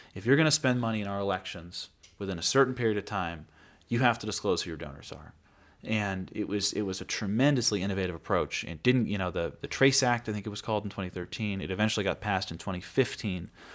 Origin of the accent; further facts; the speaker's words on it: Great Falls, Montana, United States; also born or lived in New York City; I was born and raised in Great Falls